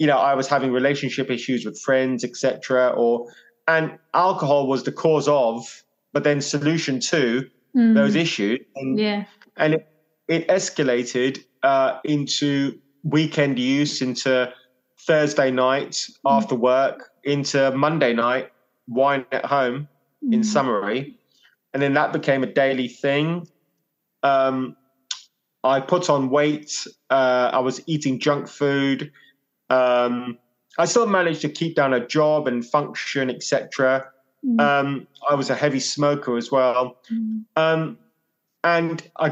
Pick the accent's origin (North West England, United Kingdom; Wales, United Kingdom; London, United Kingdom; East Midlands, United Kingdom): London, United Kingdom; now in Hove, United Kingdom; growing up in West London, Indian household